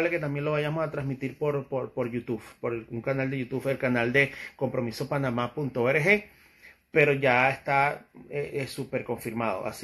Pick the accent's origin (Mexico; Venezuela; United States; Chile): Venezuela; yo soy extranjero, y soy venezolano y yo no me meto mucho en esos temas. Ya tuve bastante con, con mi país.